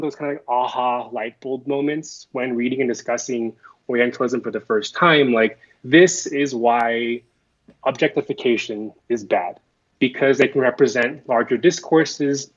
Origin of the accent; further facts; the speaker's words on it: United States; I'm Korean American, second generation, an individual of Korean descent.